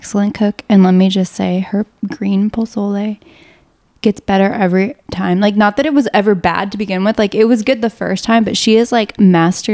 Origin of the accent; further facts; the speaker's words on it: Lafayette, Louisiana, United States; moved away as an adult; now in Texas, United States; I grew up in South Louisiana